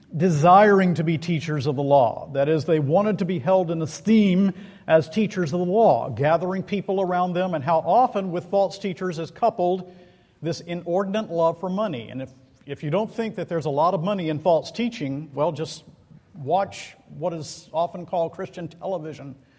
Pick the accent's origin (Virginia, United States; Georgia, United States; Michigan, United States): Georgia, United States; Macon; Central City Park in Macon, Georgia, my hometown